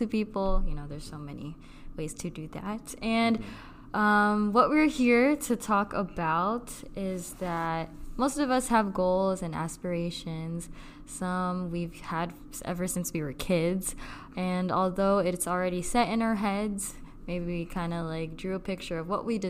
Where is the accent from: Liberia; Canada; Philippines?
Philippines; we are both Filipino